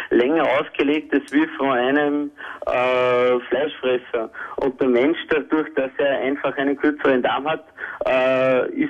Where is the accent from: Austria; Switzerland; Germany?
Austria; Also, der Grundsatz ist eigentlich das, dass wir als Österreicher eigentlich regionale Sachen kaufen sollen.